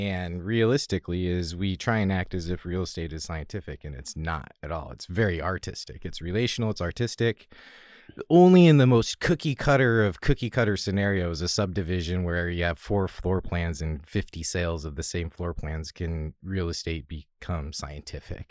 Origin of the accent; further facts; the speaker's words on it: Salem, Oregon, United States; I grew up in Salem outside of Portland